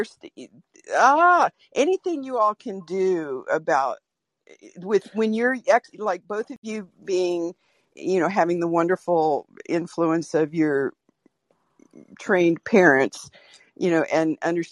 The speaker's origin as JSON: {"language": "English", "town": "Norfolk", "region": "Virginia", "country": "United States", "tie": "born or raised there", "moved": "yes", "lives_now": "Portland, United States", "said": "I was born in Norfolk, Virginia, the you know, epicenter of military everything"}